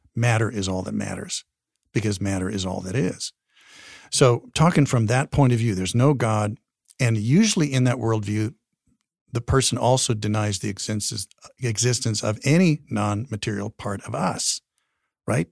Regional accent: Wyoming, United States; also born or lived in Colorado; I'm from Wyoming

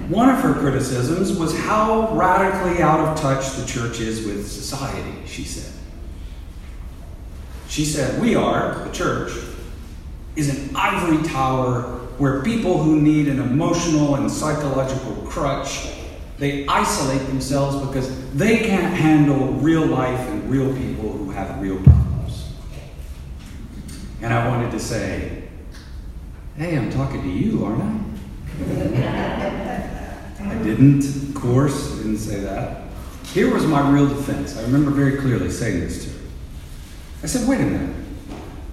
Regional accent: United States

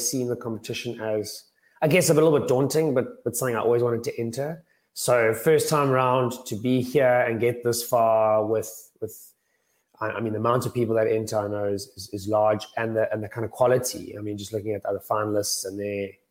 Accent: Cape Town, Western Cape, South Africa; moved away as an adult; also born or lived in Johannesburg; I'm from Cape Town originally

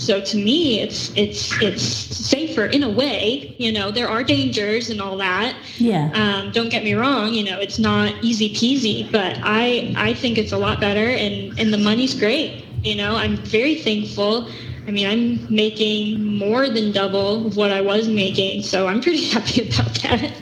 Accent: Tulsa, Oklahoma, United States; Oklahoma, Tulsa.

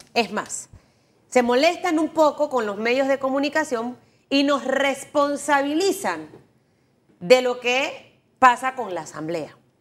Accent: Panama

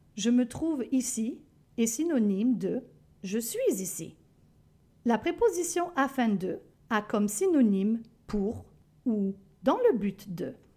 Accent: France; now in Canada; la France, mon pays d'origine

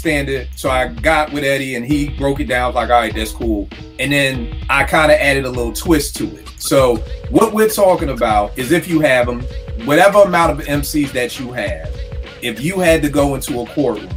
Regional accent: Philadelphia, Pennsylvania, United States; we growing up in Philly

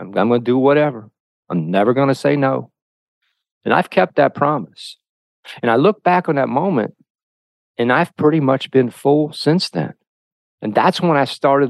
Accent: Covington, Ohio, United States; my hometown of Covington, Ohio

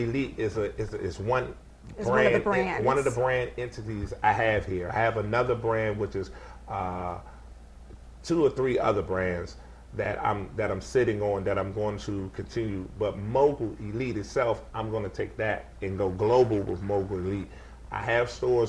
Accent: Washington, District of Columbia, United States; I grew up in Washington. I grew up on Rhode Island. I went to Taft, and I went to Lucy D. Slow School, right, all in the area

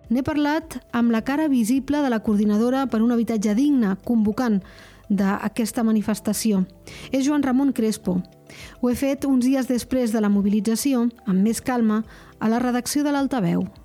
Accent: Andorra; Tinc 26 anys i sóc andorrà de tota la vida i visco amb la meva parella en un pis de lloguer

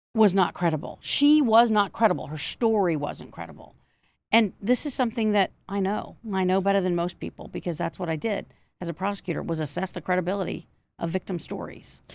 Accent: Georgia, United States; some of it is in Georgia, my home state

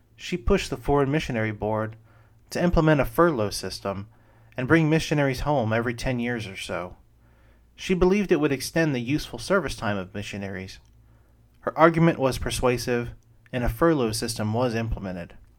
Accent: Brandon, Florida, United States; as a kid growing up in the First Baptist Church of Brandon, Florida

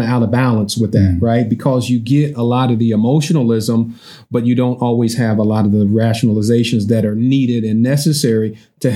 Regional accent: Columbus, Ohio, United States; I grew up in Sullivan Gardens, which is considered the roughest, the toughest, the baddest, the meanest, the most dangerous housing project.

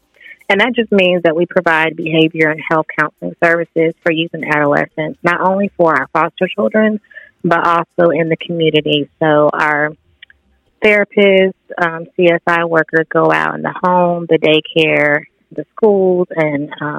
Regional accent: Warner Robins, Georgia, United States; also born or lived in Florida; now in Valdosta, United States; As far as location, I'm actually a military child. I was born in Florida, but I spent most of my life in Warner Robins, Georgia. I wound up here in Valdosta through, by way of college, I attended Valdosta State University

